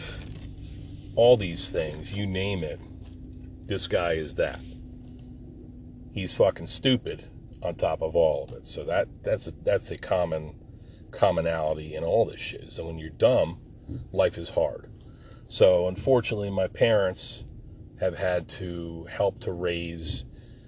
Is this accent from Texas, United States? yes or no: no; Jersey Shore, New Jersey, United States; moved away; I was born and raised on the Jersey Shore